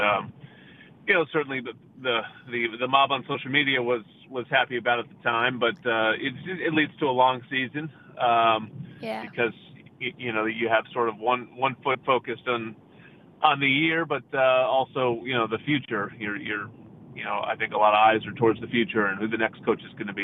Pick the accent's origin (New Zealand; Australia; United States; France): United States; New Jersey; moved away as an adult; now in Los Angeles, United States; I'm from New Jersey, so I went cross country to go to college